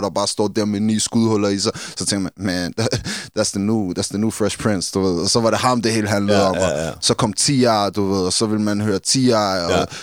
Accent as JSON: {"language": "Danish", "region": "London", "country": "United Kingdom", "said": "Som også har influeret fordi vi er fra London, ikke?"}